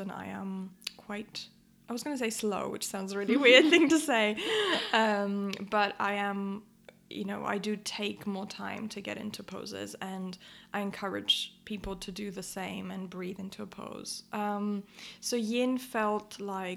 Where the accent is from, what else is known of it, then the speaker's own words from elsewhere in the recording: Athens, Attica, Greece; moved away as an adult; now in London, United Kingdom; I grew up in Athens and I moved to London to study psychology.